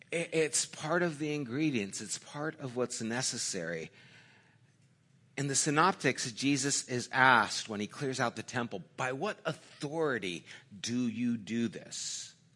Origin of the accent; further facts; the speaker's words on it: United States; I'm an American